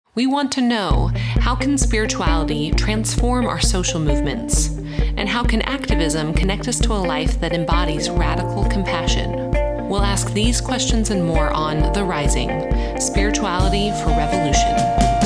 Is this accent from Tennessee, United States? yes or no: no; Colorado Springs, Colorado, United States; where I grew up in Colorado Springs, Colorado, it's a super conservative place.